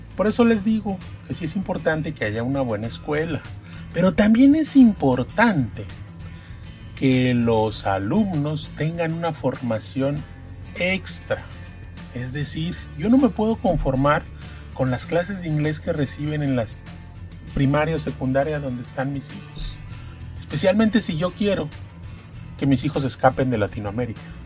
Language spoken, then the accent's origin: Spanish; Poza Rica, Veracruz, Mexico; sobre la zona de Poza Rica, que es donde yo nací y donde trabajo y, es, y donde vivo